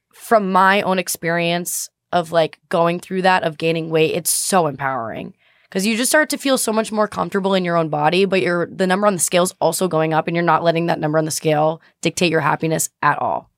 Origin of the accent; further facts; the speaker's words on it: Boston, Massachusetts, United States; I'm from Boston